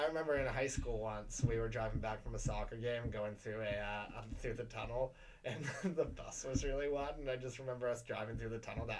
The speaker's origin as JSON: {"language": "English", "town": "New York City", "region": "New York", "country": "United States", "tie": "born or raised there", "said": "I grew up in Battery Park, but it's close enough."}